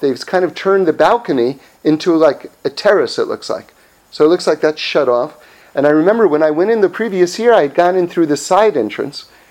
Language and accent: English; Los Angeles, California, United States; I'm from Los Angeles